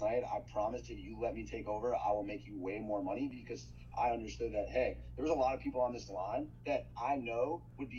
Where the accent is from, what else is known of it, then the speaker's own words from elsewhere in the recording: New York, United States; moved away as an adult; also born or lived in Michigan; I grew up in New York, but outside of the city